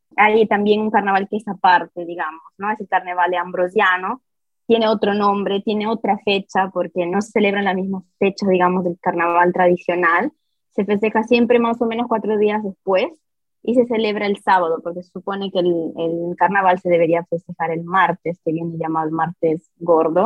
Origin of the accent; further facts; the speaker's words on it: Milan, Lombardy, Italy; first language Italian; Spanish is a second language; yo personalmente que soy nacida eh, aquí en Milán, pero mis padres obviamente son peruanos